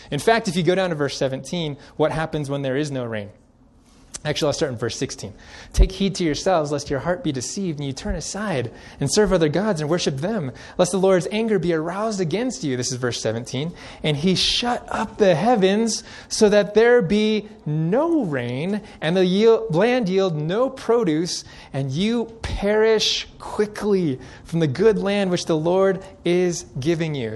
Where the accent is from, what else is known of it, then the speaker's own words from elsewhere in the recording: Central California, United States; now in Colorado, United States; I grew up in Central California